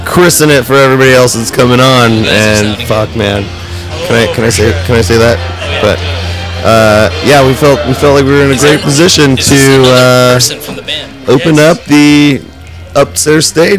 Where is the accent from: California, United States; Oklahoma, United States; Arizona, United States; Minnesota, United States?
Arizona, United States; Flagstaff; moved away; we ended up in my hometown, Flagstaff